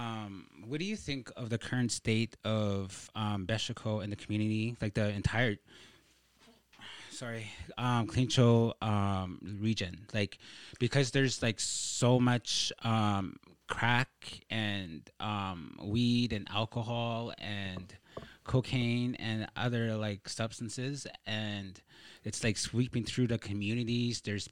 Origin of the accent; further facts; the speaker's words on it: Behchokǫ̀, Northwest Territories, Canada; Braeden and I are indigenous, and we are originally from Bechako or Edzo, which I like to say Edzo.